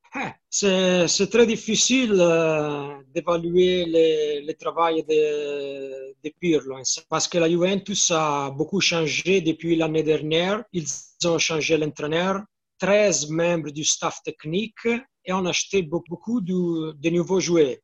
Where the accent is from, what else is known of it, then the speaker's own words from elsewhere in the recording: Florence, Tuscany, Italy; French is a second language; Je suis de Firenze. Hein la ville de la Fiorentina